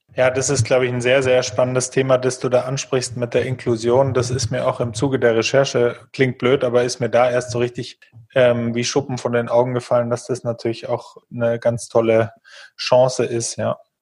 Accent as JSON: {"language": "German", "country": "Germany", "said": "wir vielleicht auch als Deutsche"}